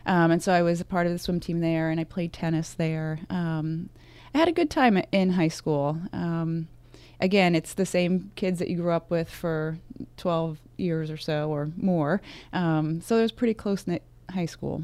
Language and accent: English; Vernon, New Jersey, United States; I grew up, um, in very northwest New Jersey, a town called Vernon, very small, very rural